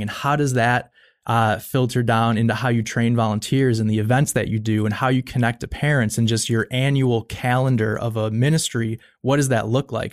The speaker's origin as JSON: {"language": "English", "town": "Buffalo", "region": "New York", "country": "United States", "tie": "born or raised there", "said": "I grew up in Buffalo, New York"}